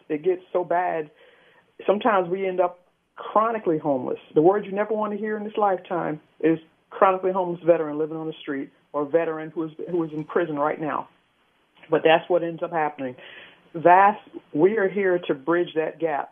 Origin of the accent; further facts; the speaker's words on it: Jersey City, New Jersey, United States; I'm from Jersey City, New Jersey.